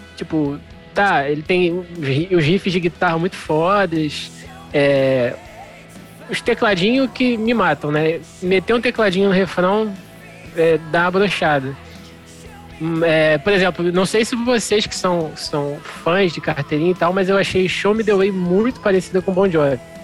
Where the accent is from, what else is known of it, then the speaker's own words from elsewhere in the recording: Brazil; como brasileiros ou como não americanos